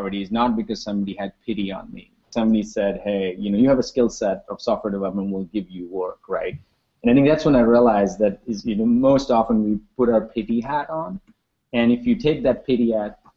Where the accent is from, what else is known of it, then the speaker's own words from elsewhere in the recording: Mumbai, Maharashtra, India; moved away; I grew up in Mumbai in India.